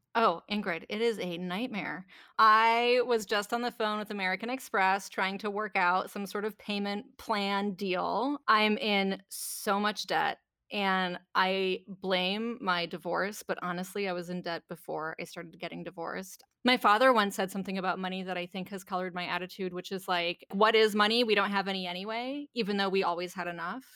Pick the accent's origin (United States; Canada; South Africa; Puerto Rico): Canada; I grew up in Canada